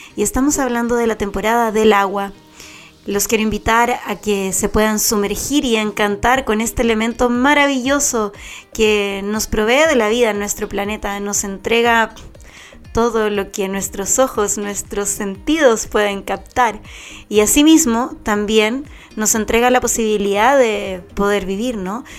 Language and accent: Spanish; Chile